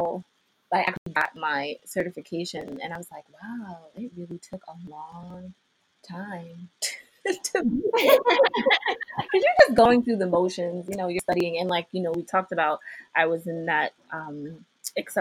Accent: New York City, New York, United States; I was born and raised in Queens

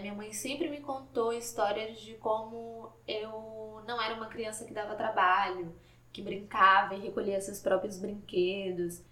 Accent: Salvador, Bahia, Brazil; Eu sou de Salvador, Bahia

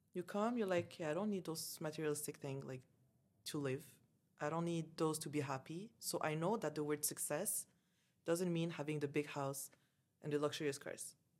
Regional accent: Canada; moved away as an adult; also born or lived in Dubai; I grew up in Canada, like, I never lived in Algeria

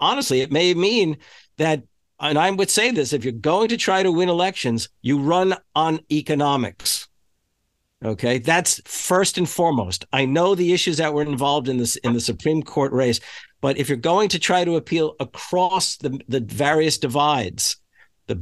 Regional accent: the New York area, United States; moved away as an adult; now in Wisconsin, United States; I grew up in the New York area, but I've been in this state of Wisconsin for 45 years now, which is far more than half of my life

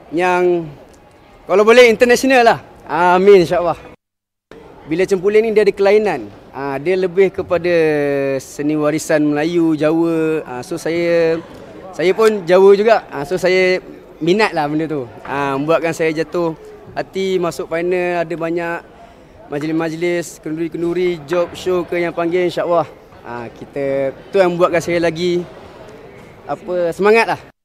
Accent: Johor, Malaysia; saya orang Johor. Jadi saya tahu tentang keroncong, gazal ah, dan juga ah, lagu-lagu asli di Johor

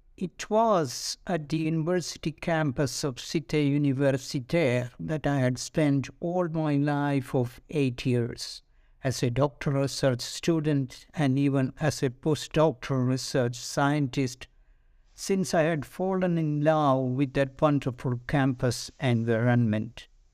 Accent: India; moved away as an adult; as an Indian

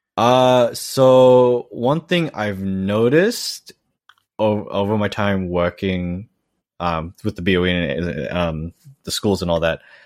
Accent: Australia; moved away as an adult; now in Eniwa, Japan; I was fully raised in Australia

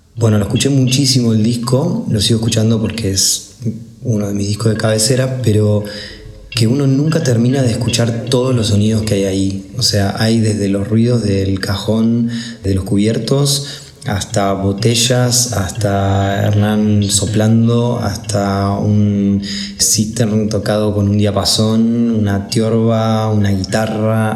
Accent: Buenos Aires, Argentina; soy un músico de Buenos Aires

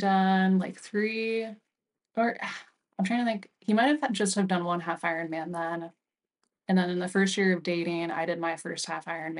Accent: Cincinnati, Ohio, United States; Cincinnati, Ohio. Born and raised. Okay, so that's nice. Where I'm from, and that's where I live now.

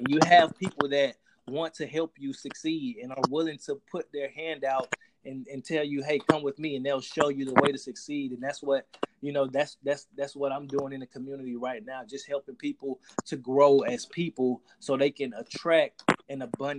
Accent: Jacksonville, Florida, United States; My background, I'm originally from Jacksonville, Florida. You know, grew up rough.

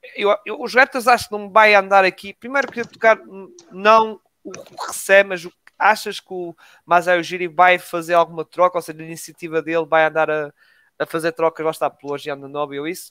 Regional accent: Portugal; Somos portugueses

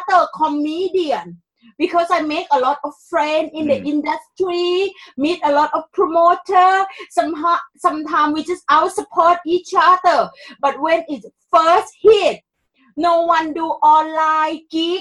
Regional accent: Thailand; English is a second language; moved away as an adult; now in London, United Kingdom; I came here in 2001, and I am from Thailand

